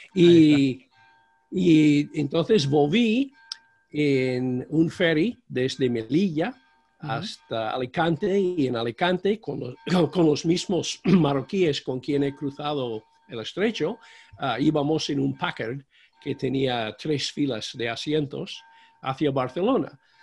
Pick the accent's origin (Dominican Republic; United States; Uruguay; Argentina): United States; Spanish is a second language; moved away as an adult; also born or lived in Michigan / Guatemala / Spain; yo soy de la América Profunda. Yo llegué a España eh, sin saber nada